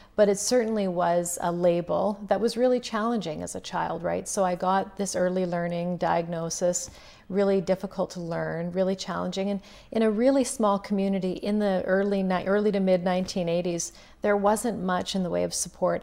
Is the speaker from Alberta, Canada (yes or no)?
no; Duck Lake, Saskatchewan, Canada; I'm originally from a really small community, uh, in north central Saskatchewan called Duck Lake